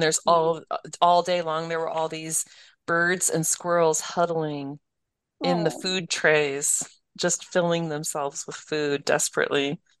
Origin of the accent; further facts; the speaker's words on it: Connecticut, United States; moved away as an adult; I've lived here 17 years. I grew up in Connecticut.